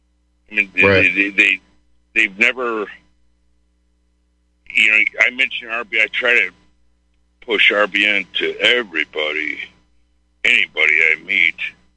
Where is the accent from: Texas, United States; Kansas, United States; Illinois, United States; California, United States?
Illinois, United States; Chicago; I'm from Chicago. I was 30 years fireman there